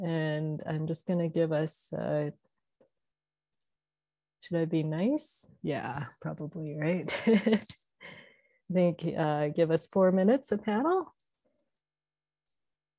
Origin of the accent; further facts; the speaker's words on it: Canada; I am Canadian